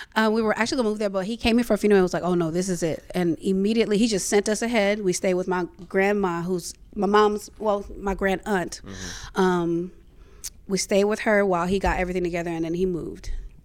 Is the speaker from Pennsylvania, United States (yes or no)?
no; Brooklyn, New York, United States; born there; also born or lived in Charlotte, North Carolina; So I was born in Brooklyn, New York, and to immigrant parents. So my parents came from Liberia, West Africa. So I'm first generation American.